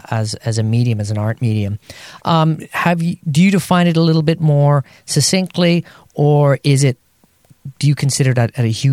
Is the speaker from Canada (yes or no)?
no; Japan; accent: Japanese; English is a second language; Yeah, I spoke English with a really bad Japanese accent, and it really helped them understand my English too.